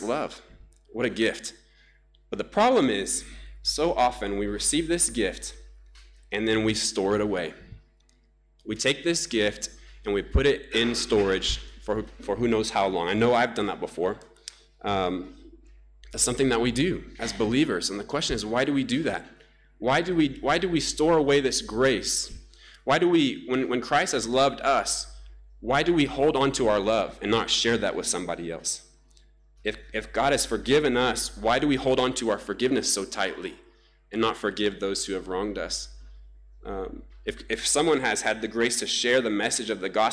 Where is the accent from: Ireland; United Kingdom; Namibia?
Namibia; moved away; my home country, Namibia, whom I love so much